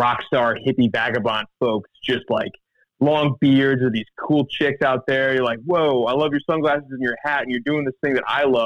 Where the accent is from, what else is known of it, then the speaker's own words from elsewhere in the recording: the Ozarks, Missouri, United States; also born or lived in Kansas; I grew up in the Ozarks in Missouri